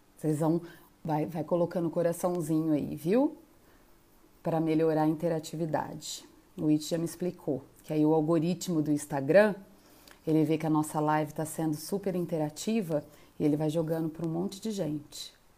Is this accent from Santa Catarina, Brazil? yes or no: no; Batatais, São Paulo, Brazil; Estudei lá na minha adolescência, no Colégio São José, que aí é anexo às faculdades claretianas